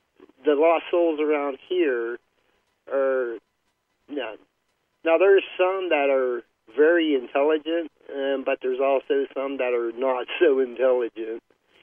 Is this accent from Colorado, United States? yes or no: no; Wellsburg, West Virginia, United States; moved away; I was raised up in Wallsburg, West Virginia